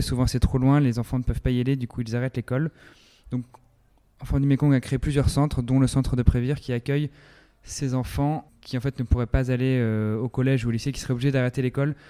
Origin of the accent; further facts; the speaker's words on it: France; chez nous en France